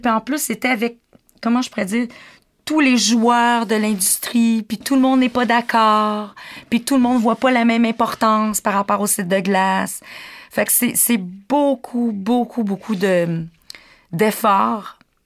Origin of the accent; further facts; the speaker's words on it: Quebec, Canada; On est québécois.